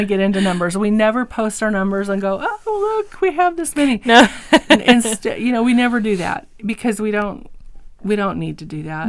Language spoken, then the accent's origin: English; Eastern Washington, United States; also born or lived in California; we were raised in uh, pretty much in Eastern Washington